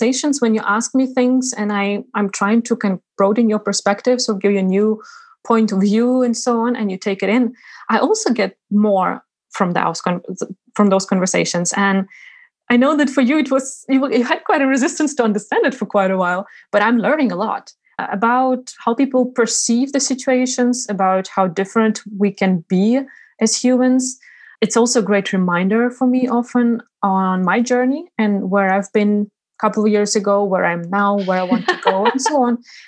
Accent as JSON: {"language": "English", "country": "Ukraine", "tie": "born or raised there", "also_born_or_lived": "Uzbekistan / Sweden / England", "moved": "as an adult", "lives_now": "Iceland", "said": "I'm Ukrainian, yet I was born in Uzbekistan. When I was 1.5 years, we moved back to Ukraine with my parents. And I grew up there"}